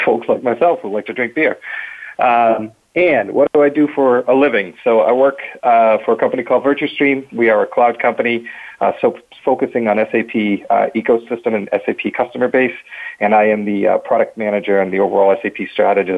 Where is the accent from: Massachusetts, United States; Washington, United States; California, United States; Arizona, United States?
Massachusetts, United States; Boston; was born and bred in Boston